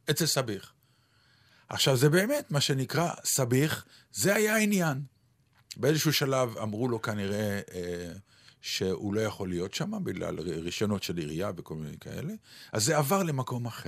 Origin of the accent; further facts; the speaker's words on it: Ramat Gan, Tel Aviv District, Israel; ספר יבנה, שהוא היה באזור רמת יצחק ברמת גן